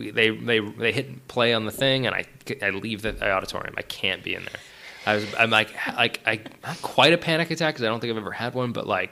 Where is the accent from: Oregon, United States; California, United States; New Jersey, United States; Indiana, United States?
California, United States; Orinda; also born or lived in San Francisco; now in Los Angeles, United States; I'm from the Bay Area originally, from San Francisco. I was born in the city proper and then raised in the East Bay, a little town called Orinda